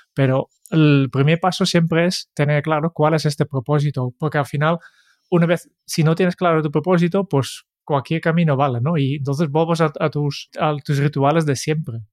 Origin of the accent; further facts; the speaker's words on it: Netherlands; Spanish is a second language; now in Spain; soy, holandés y en Holanda siempre se ha enviado bastante más postales de Navidad